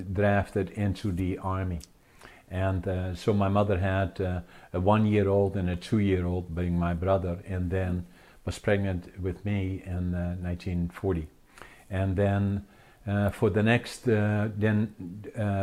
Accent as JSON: {"language": "English", "country": "Netherlands", "tie": "born or raised there", "moved": "yes", "lives_now": "Canada", "said": "I was born in Holland."}